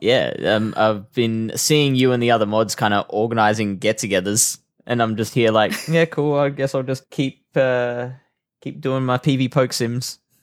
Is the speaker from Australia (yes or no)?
yes; Australia; I like Australia. This is a nice country